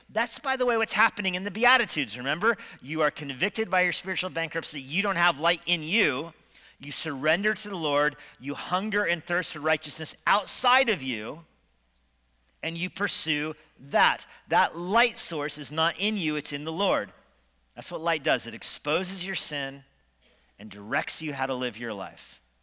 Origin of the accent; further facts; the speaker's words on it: Steamboat Springs, Colorado, United States; Growing up in Steamboat